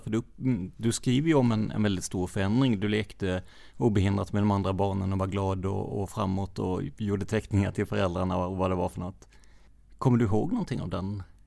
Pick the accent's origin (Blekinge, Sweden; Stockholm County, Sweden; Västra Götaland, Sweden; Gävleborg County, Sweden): Blekinge, Sweden; Rödeby; Jag är uppväxt i Rödeby